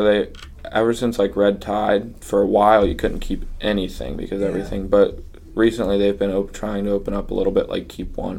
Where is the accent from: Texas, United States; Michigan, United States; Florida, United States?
Florida, United States; Fort Myers; We grew up far, like, outside of Fort Myers in Buckingham.